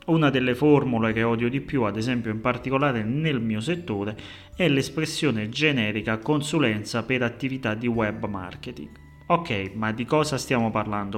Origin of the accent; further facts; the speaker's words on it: Naples, Campania, Italy; accent: Neapolitan; come potete avvertire, la mia cadenza napoletana